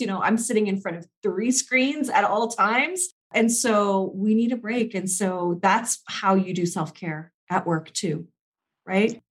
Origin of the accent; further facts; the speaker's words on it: Canada; I'm Canadian